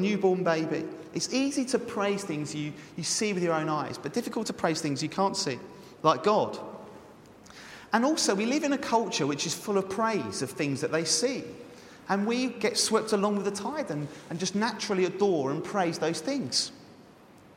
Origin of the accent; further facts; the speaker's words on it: England, United Kingdom; because we're English.